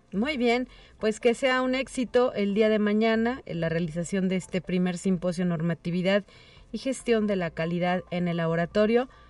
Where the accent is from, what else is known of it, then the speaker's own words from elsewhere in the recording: Mexico; nuestra identidad como mexicanas y mexicanos